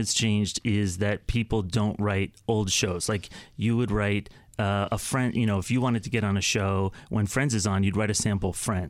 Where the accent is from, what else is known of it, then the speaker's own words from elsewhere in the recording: Connecticut, United States; Growing up in Connecticut, right. I loved watching television, but I never thought about who wrote that stuff?